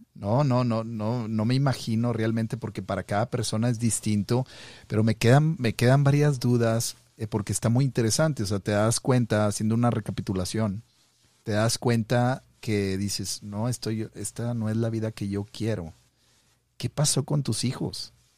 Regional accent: Monterrey, Nuevo León, Mexico; now in Montana, United States; soy de Monterrey, pero estoy acá en el Monte de los Olivos, acá en el norte

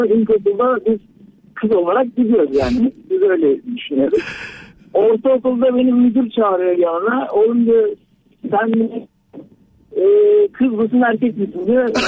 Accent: Safranbolu, Karabük Province, Turkey; biz 78 doğumluyum ben. E, Safranbolu'da dedemiz e, nüfus müdürüne gidiyor.

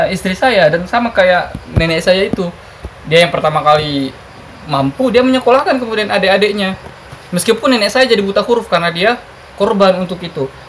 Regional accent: Indonesia; saya kayak gini di kampung saya dulu kayak gini kampung saya itu termasuk tentu. kampung yang sangat islami basisnya kahar muzakar tokoh kahar zakar kan

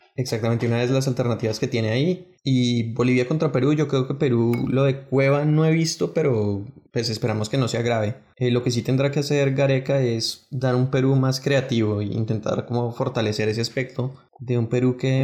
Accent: Colombia; como colombiano

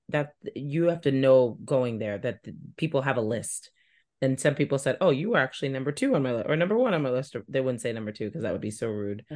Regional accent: New York, United States; now in Boston, United States; I grew up in New York

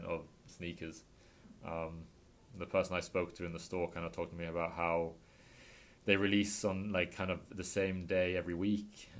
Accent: England, United Kingdom; moved away as an adult; also born or lived in Australia / Sweden; now in Miami, United States; I grew up in England, went to school in England till I was 18.

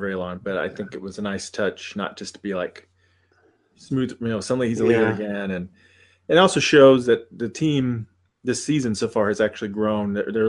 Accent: United States; as an American

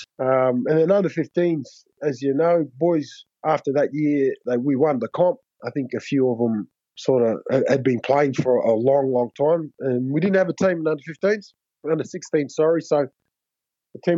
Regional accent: Logan, Queensland, Australia; also born or lived in Namatakula, Fiji; I grew up in Logan, which was good. Which is on the south side of Brisbane.

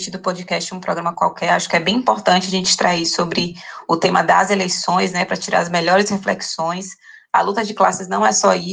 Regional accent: Salvador, Bahia, Brazil; sou de Salvador

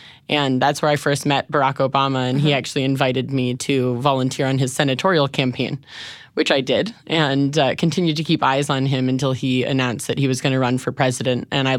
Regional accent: Chicago, Illinois, United States; So I'm from Chicago.

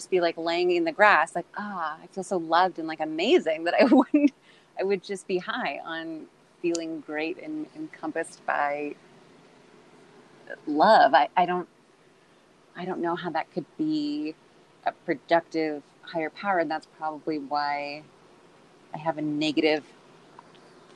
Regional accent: Orange County, California, United States; we're both from Orange County

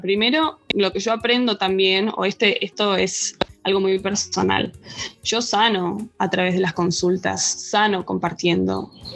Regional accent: Buenos Aires, Argentina; moved away; soy argentina, nací en Buenos Aires

